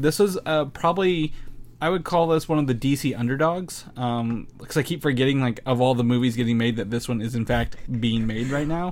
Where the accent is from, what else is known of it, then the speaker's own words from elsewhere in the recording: near Louisville, Indiana, United States; I grew up near Louisville